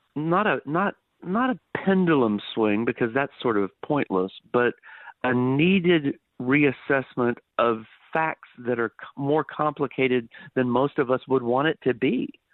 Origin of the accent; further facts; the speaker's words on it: Dallas, Texas, United States; also born or lived in Missouri / North Carolina; was born and raised in the Dallas area here in Texas.